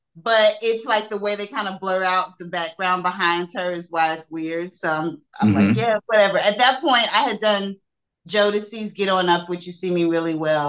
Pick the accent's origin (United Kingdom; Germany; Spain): Germany; born there; also born or lived in Turkey / Saudi Arabia; I'm a military brat, so. Yeah, I was born in Germany, but I lived in Turkey and Saudi Arabia.